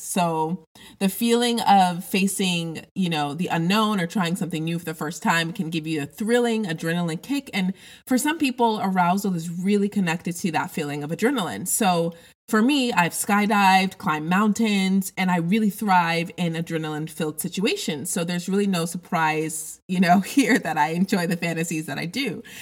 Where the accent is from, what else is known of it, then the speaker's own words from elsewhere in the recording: Denver, Colorado, United States; I grew up in Denver, Colorado